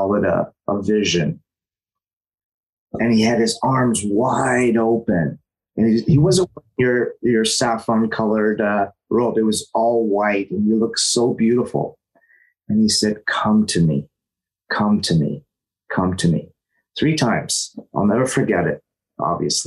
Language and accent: English; Toronto, Ontario, Canada; moved away as an adult; now in Los Angeles, United States; I was born in Toronto, and spirituality and unconditional love is something that's in my family